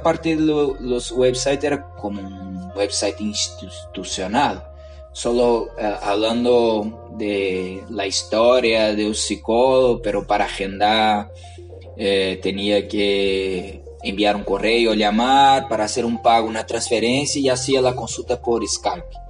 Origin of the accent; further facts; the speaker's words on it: Brazil; Spanish is a second language; moved away as an adult; now in Chile; yo vengo de Brasil.